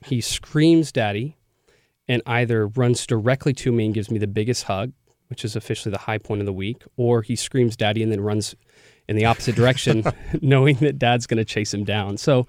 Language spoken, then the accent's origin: English; a suburb of Dallas, Texas, United States; moved away; I grew up in a suburb of Dallas. I was sure I was never going to go back